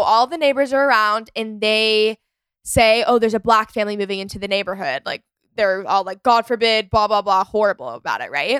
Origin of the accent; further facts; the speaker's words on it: McKinney, Texas, United States; my hometown, McKinney